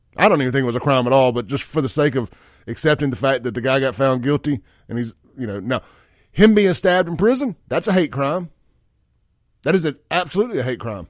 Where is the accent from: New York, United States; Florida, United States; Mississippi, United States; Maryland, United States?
Mississippi, United States; I'm from Mississippi